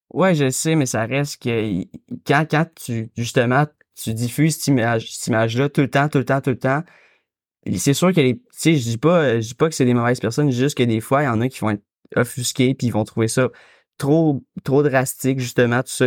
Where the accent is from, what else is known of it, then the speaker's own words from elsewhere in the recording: Quebec, Canada; je suis québécois, fait que c'est sûr que j'ai grandi dans la protection de la langue